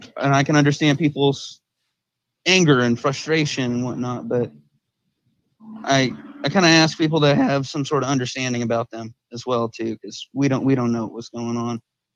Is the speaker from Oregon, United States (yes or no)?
yes; Oregon, United States; I'm from Oregon.